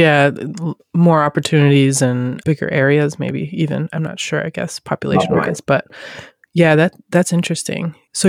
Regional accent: north of Seattle, Washington, United States; now in Seattle, United States; Yeah, I grew up north of Seattle, so I wasn't as familiar with all the different neighborhoods when I was growing up, but we're in the Delridge area now.

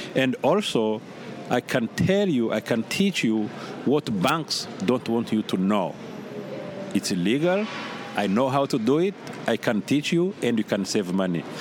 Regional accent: Burundi; moved away as an adult; also born or lived in Carbondale, Illinois; now in United States; being born and raised in the Republic of Burundi

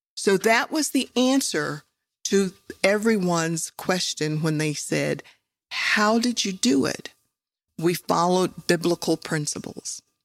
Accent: West Virginia, United States; I grew up in West Virginia

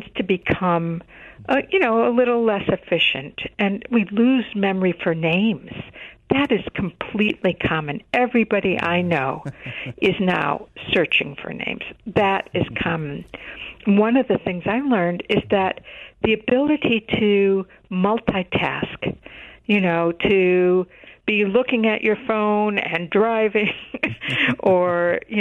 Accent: Chicago, Illinois, United States; I grew up in Chicago

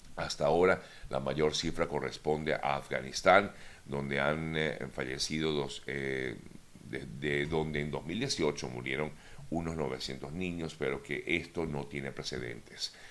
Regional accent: Venezuela; moved away; como venezolano me siento totalmente eh, golpeado ante este tipo de, comentarios totalmente fuera de lugar, en principio, como venezolano. En segundo lugar, también como migrante

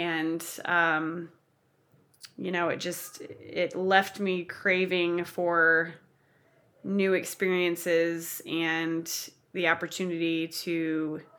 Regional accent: Kansas City, United States; also born or lived in Manhattan, Kansas / Australia; I was born and raised in Kansas City

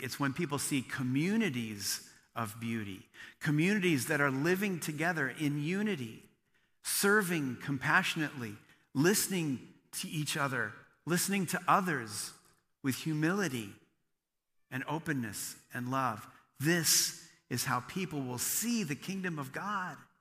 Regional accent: Bryan, Ohio, United States; I grew up in rural Ohio. I grew up in Bryan, Ohio.

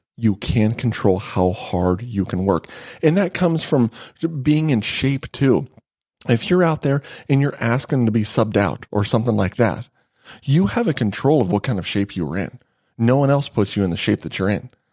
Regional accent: Nevada, United States; I grew up in Nevada

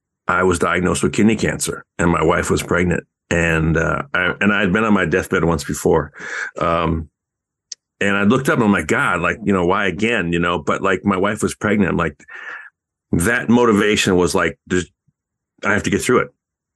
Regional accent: Canada; I'm a, you know, I'm Canadian

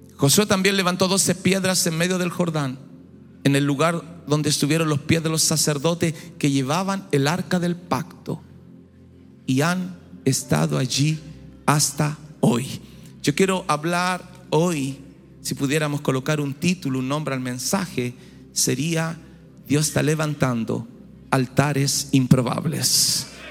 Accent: Chile; now in Brazil; yo soy nacido en Chile ya llevo muchos años en Brasil

